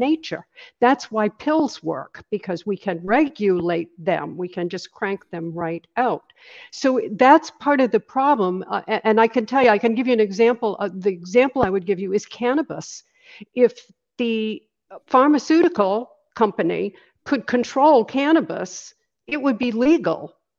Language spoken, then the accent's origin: English; Maine, United States; also born or lived in Los Angeles; now in Sarasota, United States; I'm originally from Maine. That's where I, I grew up. I grew up on a little island off the coast of Maine.